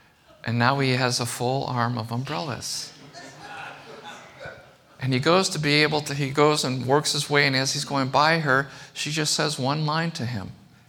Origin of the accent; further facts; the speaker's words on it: Chicago, Illinois, United States; I grew up here. I grew up in Chicago